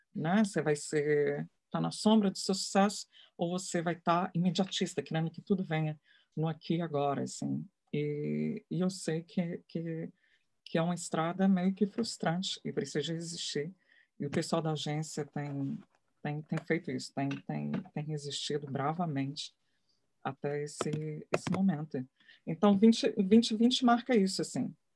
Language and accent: Portuguese; Brazil; Eu sou brasileira, eu sou mulher